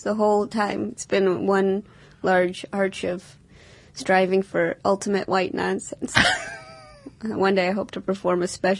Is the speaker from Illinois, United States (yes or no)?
no; St. Louis, Missouri, United States; now in New York, United States; I grew up in St. Louis